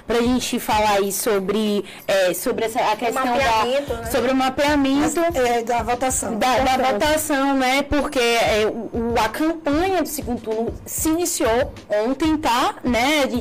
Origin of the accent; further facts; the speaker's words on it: Northeast Region, Brazil; somos nordestinas